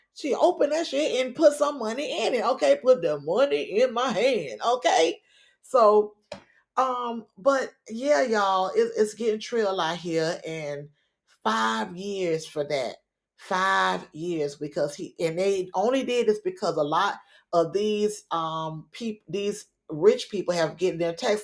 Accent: Miami, Florida, United States; it's my home team, my hometown

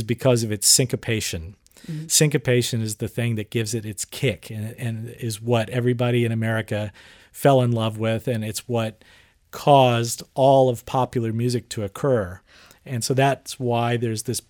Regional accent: Houston, Texas, United States; also born or lived in New York; I grew up here in Houston

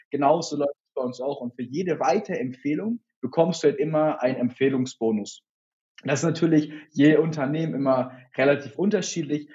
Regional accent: Hamburg, Germany; komme aus Hamburg, selber auch gebürtig

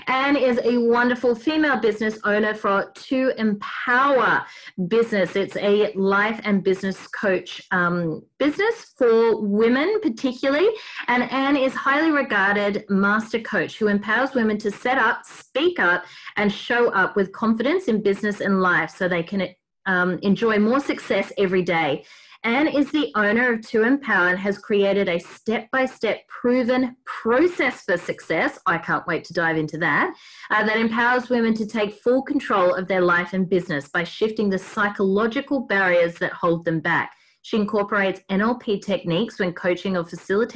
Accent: Australia; accent: Aussie Bogan; a nice Aussie Bogan accent.

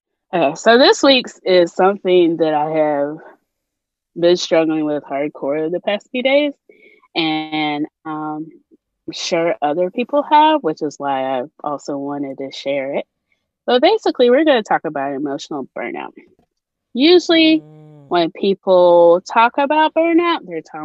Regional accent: Nigeria; now in United States; being a Nigerian

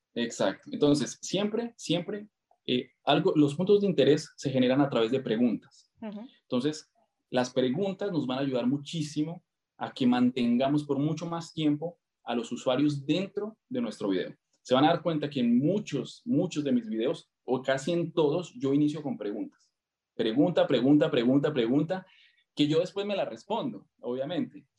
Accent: Colombia; also born or lived in Argentina; now in Brazil; soy colombiano, viví eh, ocho años en Argentina

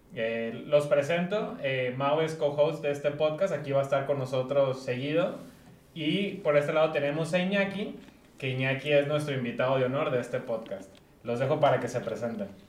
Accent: Guadalajara, Jalisco, Mexico; soy un chavo tapatío, 27 años

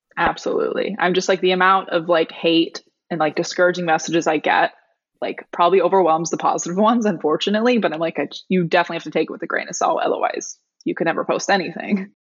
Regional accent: Pacific Northwest, United States; now in Portland, United States; I grew up on the Pacific Northwest

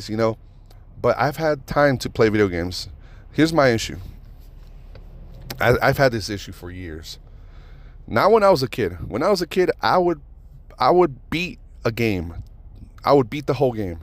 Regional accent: Reno, Nevada, United States; I grew up with Doughboy in Reno.

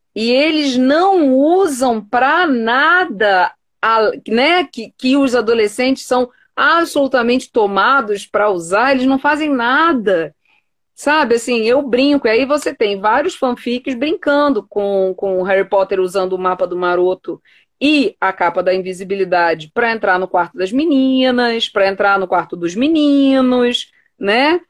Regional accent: Rio de Janeiro, Brazil; eu sou carioca

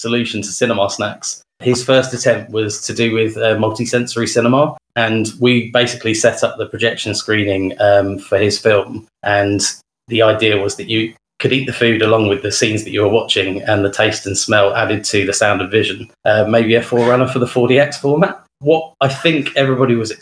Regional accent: West Sussex, South East England, United Kingdom; I grew up in West Sussex

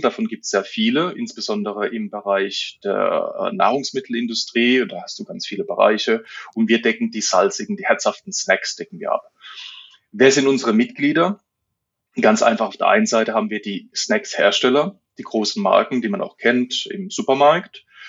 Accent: Germany; wir sind Deutsche

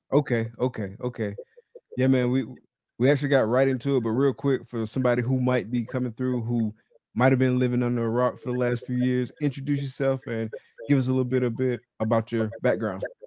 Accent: Valdosta, Georgia, United States; now in Gainesville, United States; I live in Gainesville, Florida right now, and I'm from Valdosta, Georgia

